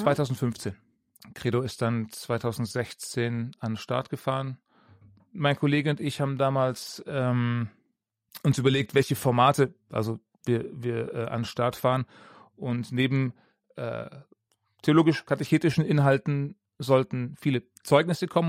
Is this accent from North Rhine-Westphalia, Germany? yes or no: no; Ravensburg, Baden-Württemberg, Germany; moved away as an adult; also born or lived in Augsburg; ich bin in Ravensburg aufgewachsen